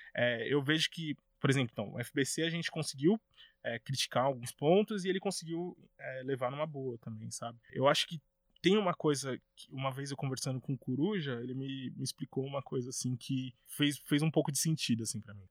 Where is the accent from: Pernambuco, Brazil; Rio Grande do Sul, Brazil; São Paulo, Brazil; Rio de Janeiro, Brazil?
São Paulo, Brazil; lá na minha quebrada, na Arena do Flow, lá em Guanazes